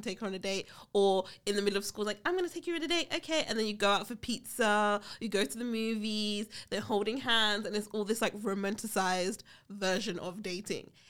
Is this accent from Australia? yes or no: no; United Kingdom; I'm British